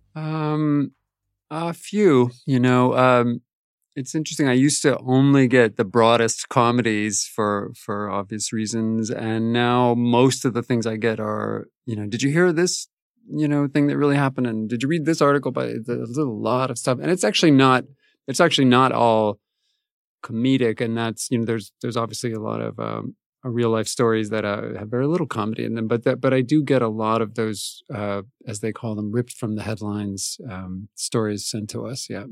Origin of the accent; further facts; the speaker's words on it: Albuquerque, New Mexico, United States; I grew up in Albuquerque, New Mexico